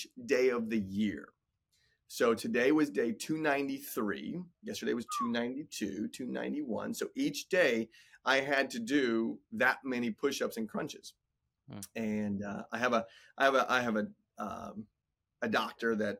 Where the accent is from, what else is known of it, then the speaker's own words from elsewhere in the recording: Indiana, United States; I'm a Midwest boy at heart, born and raised in Indiana, good Catholic boy